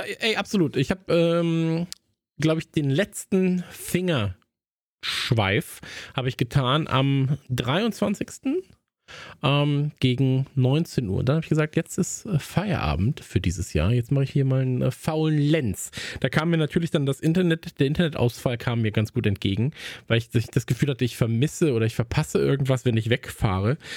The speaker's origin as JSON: {"language": "German", "region": "North Rhine-Westphalia", "country": "Germany", "tie": "born or raised there", "said": "ich bin ja am Niederrhein aufgewachsen"}